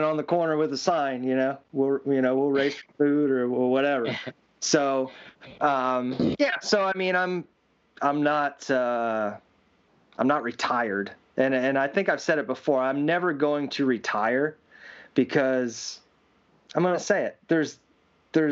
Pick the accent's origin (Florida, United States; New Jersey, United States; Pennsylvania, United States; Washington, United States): Pennsylvania, United States; Williams Grove; Williams Grove, which my hometown